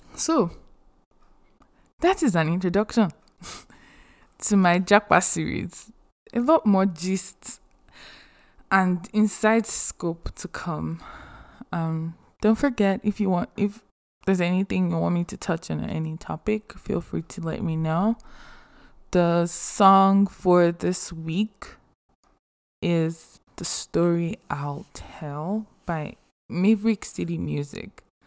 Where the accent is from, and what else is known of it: Nigeria; English is a second language; moved away as an adult; also born or lived in Athens, United States; now in United States